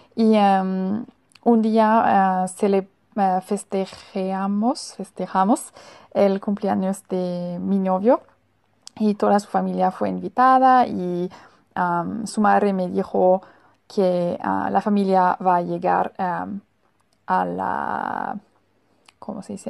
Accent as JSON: {"language": "Spanish", "country": "Germany", "second_language": "Spanish", "said": "Yo vengo de Alemania y en Alemania em, somos muy puntuales"}